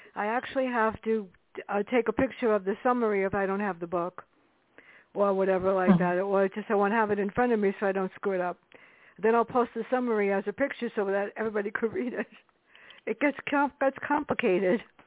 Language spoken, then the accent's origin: English; New York City, New York, United States; now in Westchester, United States; I was brought up in the South Bronx